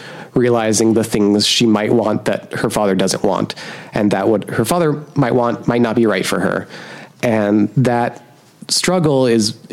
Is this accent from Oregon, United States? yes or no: yes; Portland, Oregon, United States; the outskirts of my hometown, Portland, Oregon